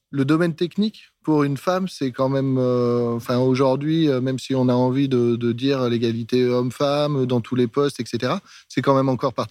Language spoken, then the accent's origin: French; Martinique; also born or lived in Cannes; suis pas née en Martinique. Ah. Je suis née à Cannes, mais je suis martiniquaise.